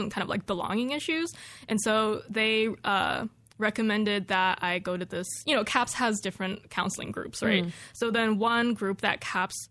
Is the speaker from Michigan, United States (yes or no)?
no; California, United States; moved away as an adult; now in Corvallis, United States; when I was growing up in California